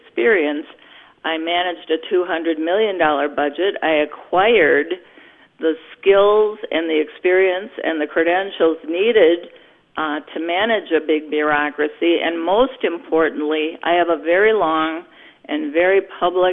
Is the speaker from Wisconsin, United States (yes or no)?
yes; New Berlin, Wisconsin, United States; I have lived in Wisconsin all my life. I grew up in New Berlin in Waukesha County